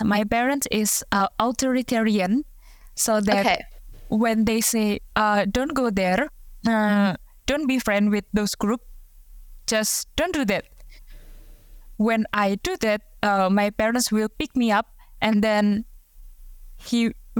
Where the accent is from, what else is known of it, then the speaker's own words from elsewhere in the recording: Indonesia; difficult, I think, for Indonesian like me.